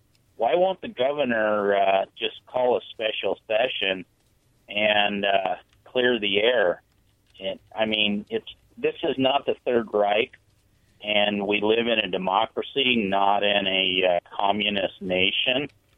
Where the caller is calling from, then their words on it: Prosser, Washington, United States; calling from Prosser.